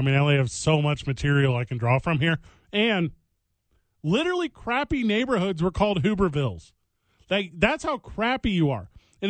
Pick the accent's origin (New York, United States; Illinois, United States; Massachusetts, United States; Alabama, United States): Illinois, United States; from my home state of Illinois.